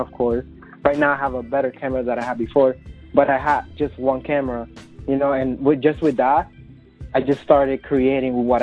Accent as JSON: {"language": "English", "country": "Dominican Republic", "tie": "born or raised there", "second_language": "English", "moved": "as an adult", "lives_now": "New York City, United States", "said": "I was born and raised in the Dominican Republic. I came to the United States about 7 years ago"}